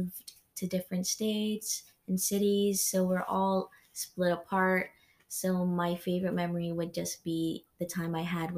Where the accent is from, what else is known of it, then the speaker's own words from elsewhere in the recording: Guam; moved away; I grew up on the island of Guam